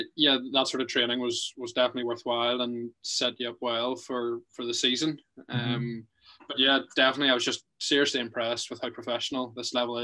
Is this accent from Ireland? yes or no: yes; Ireland; we come from Ireland where, you know, it's wet and slippery or whatever